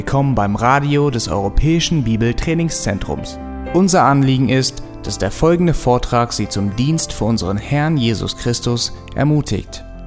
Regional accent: Swabia, Baden-Württemberg, Germany; born or raised there; accent: Swabian

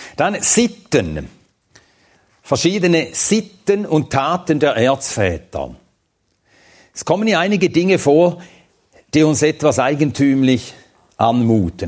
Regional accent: Switzerland; als Schweizer

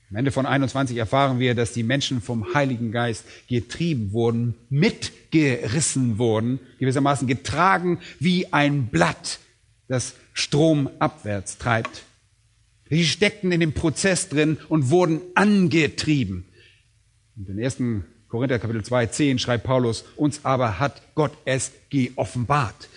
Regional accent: Germany; bei uns in Deutschland

